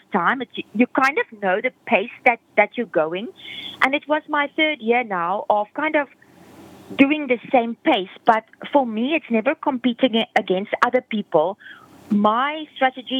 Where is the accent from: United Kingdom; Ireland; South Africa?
South Africa; moved away; I'm originally from South Africa